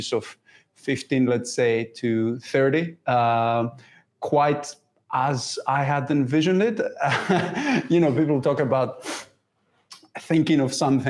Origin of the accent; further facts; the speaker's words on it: Greece; English is a second language; moved away as an adult; also born or lived in York, United Kingdom; now in United Kingdom; Originally, I'm from Greece